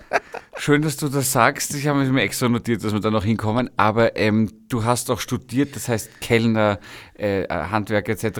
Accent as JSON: {"language": "German", "region": "Vienna", "country": "Austria", "tie": "born or raised there", "said": "Kind des ersten Bezirks"}